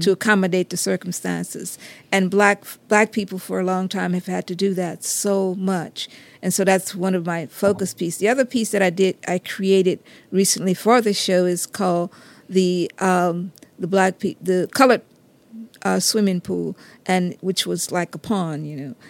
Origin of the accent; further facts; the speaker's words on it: Geismar, Louisiana, United States; in my community, I'm from Geismar